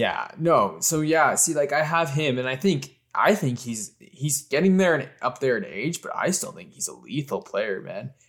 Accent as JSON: {"language": "English", "country": "Canada", "said": "I'm a Canadian"}